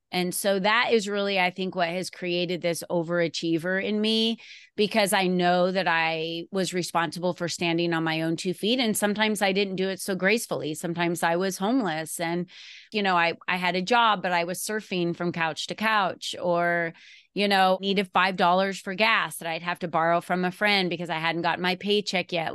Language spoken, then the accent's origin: English; Arizona, United States; also born or lived in New Jersey; I grew up in New Jersey when I was a child, and then my family moved me to Arizona in nineteen seventy-six, and then I finished going to school, and Arizona became my home